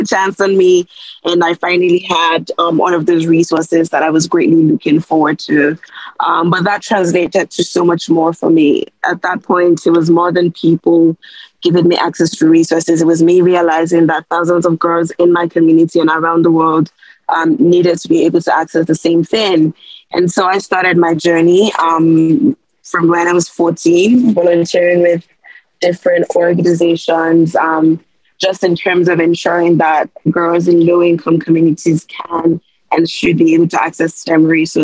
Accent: Nigeria; I'm from Nigeria.

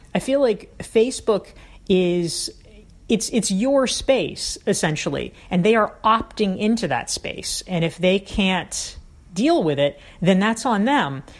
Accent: the South, United States; I grew up in the South

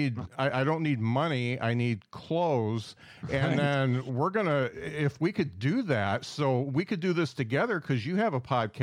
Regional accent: South Bend, Indiana, United States; I mean, I'm from South Bend, Indiana, so just a hop.

